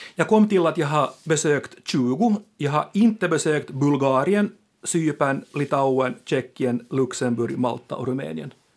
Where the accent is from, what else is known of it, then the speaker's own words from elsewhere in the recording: Finland; våra språkliga rättigheter som finlandssvenskar